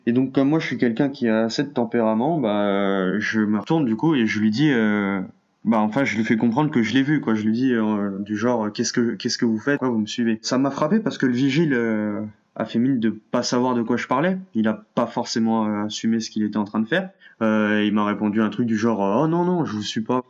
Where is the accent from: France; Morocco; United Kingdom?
France; je suis français d'origine algérienne